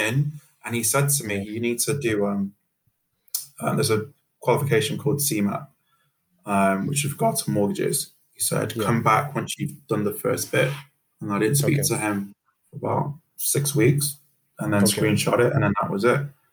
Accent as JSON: {"language": "English", "town": "Manchester", "region": "North West England", "country": "United Kingdom", "also_born_or_lived": "Sierra Leone / Birmingham", "said": "I'm from Manchester"}